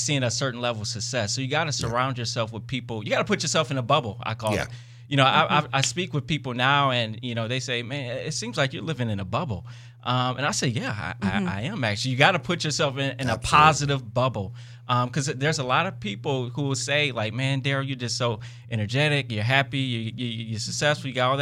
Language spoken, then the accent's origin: English; Detroit, Michigan, United States; I came from Detroit, inner city, grew up in the hood, had awesome parents.